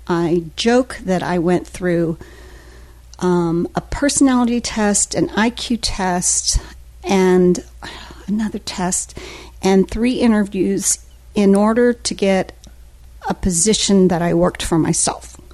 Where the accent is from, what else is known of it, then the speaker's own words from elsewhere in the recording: Newton, Kansas, United States; moved away as an adult; now in Daytona Beach, United States; it was central Kansas, a little town called Newton, which is about 30 minutes outside of Wichita